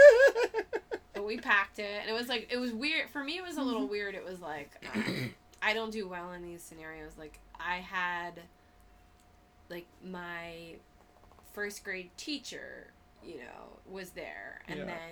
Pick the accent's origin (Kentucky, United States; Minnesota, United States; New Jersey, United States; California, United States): New Jersey, United States; moved away; I'm from New Jersey